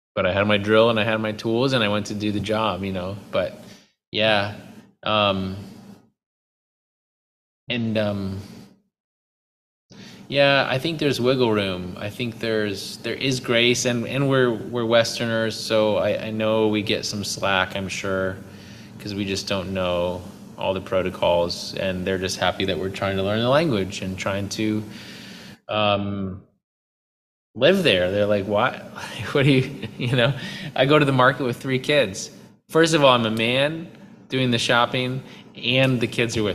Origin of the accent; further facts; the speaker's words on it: United States; moved away; I'm still American